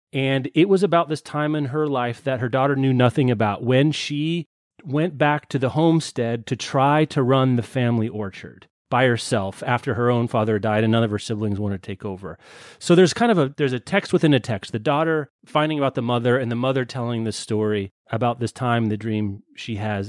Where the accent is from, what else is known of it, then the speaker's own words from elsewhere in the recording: Lawrence, Kansas, United States; my hometown of Lawrence, Kansas